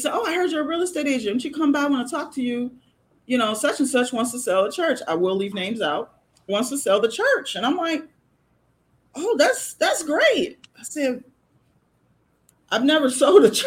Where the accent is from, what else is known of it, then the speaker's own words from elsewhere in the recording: Chicago, Illinois, United States; moved away; I'm originally from Chicago. And, you know, 15, 16-year-old in Chicago, we got bus and train services